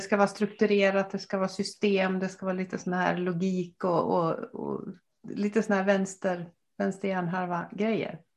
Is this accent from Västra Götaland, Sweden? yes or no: yes; Gothenburg, Västra Götaland, Sweden; also born or lived in Dalarna; now in Gästrikland, Sweden; jag är uppvuxen i Göteborg